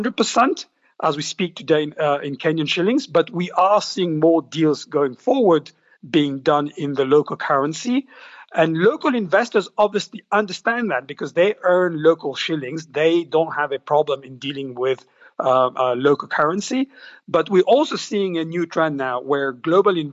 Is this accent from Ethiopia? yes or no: no; Mauritius; my hometown, for example, Mauritius